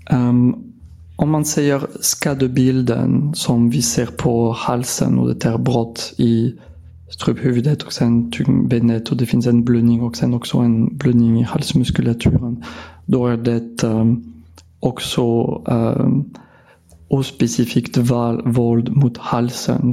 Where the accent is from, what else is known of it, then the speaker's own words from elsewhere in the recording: France; Swedish is a second language; moved away as an adult; now in Sweden; jag har blivit specialist i mitt hemland i Frankrike 2007